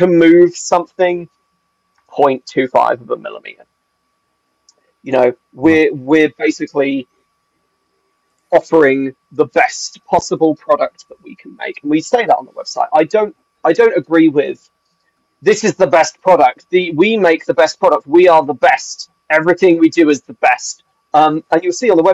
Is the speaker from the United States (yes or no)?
no; England, United Kingdom; moved away as an adult; now in Wales, United Kingdom; And as an Englishman